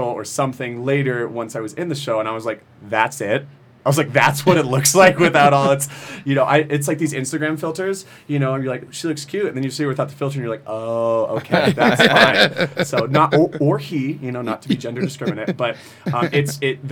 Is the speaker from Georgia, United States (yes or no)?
yes; Roswell, Georgia, United States; moved away as an adult; also born or lived in Tucson, Arizona; now in Las Vegas, United States; I grew up in a suburb of Atlanta called Roswell